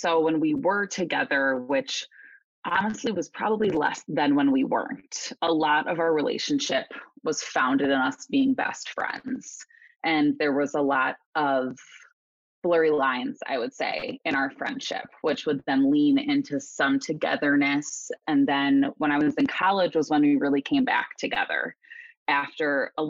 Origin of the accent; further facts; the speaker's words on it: Chicago suburbs, Illinois, United States; I grew up in the Chicago suburbs